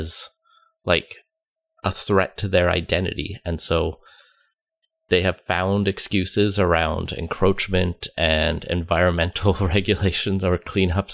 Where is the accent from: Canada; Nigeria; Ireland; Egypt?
Canada; Alberta; I grew up in Alberta